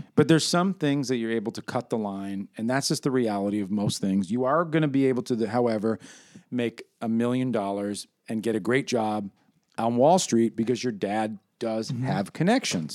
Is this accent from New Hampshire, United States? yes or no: no; New York City, New York, United States; I feel very protective and provincial about my New York heritage